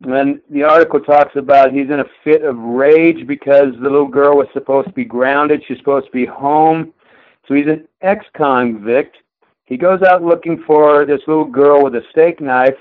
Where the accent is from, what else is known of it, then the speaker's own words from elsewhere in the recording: southeast New Mexico, United States; also born or lived in Durango, Colorado; now in Billings, United States; I was born in Durango, Colorado. I grew up on the plains of southeast New Mexico, about walking distance from the border of Texas